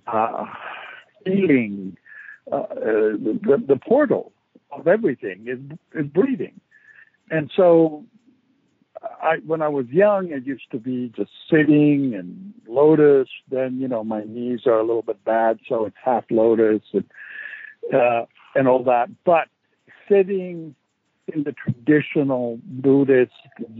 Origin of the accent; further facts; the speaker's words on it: Rome, Lazio, Italy; moved away as an adult; also born or lived in San Francisco; I was born and raised in Rome